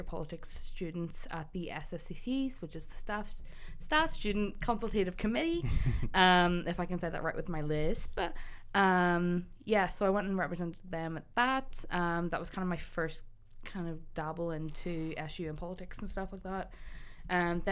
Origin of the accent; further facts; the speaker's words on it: Newcastle, Northern Ireland, United Kingdom; moved away as an adult; also born or lived in Belfast; I came from Newcastle County Down, beautiful, beautiful seaside town. Unfortunately, don't live there anymore